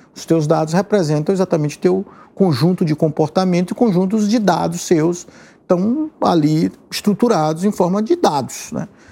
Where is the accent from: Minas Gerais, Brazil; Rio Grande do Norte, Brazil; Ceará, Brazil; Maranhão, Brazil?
Maranhão, Brazil; São Luís; now in São Paulo, Brazil; lá na minha cidade onde eu nasci